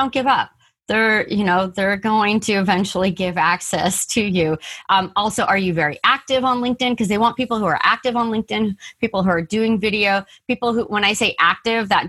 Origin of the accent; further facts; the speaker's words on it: San Diego, California, United States; also born or lived in San Fernando Valley / Apple Valley; I was born in the San Fernando Valley and we moved to San Diego when I was 4. And I've lived in California